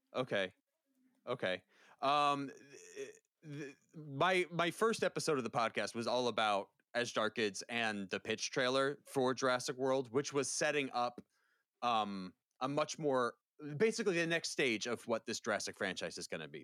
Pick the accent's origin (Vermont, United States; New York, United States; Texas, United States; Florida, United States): Florida, United States; Valrico; I grew up in Central Florida